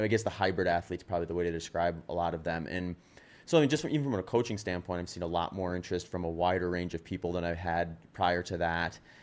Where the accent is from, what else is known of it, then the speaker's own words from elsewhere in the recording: Wisconsin, United States; accent: Wisconsin; moved away as an adult; also born or lived in California; I was in Wisconsin for twenty years